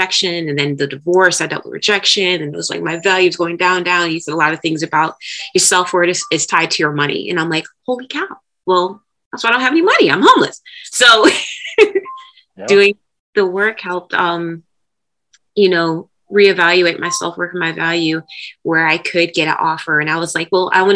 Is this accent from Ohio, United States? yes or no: yes; Ohio, United States; moved away; I'm originally from Ohio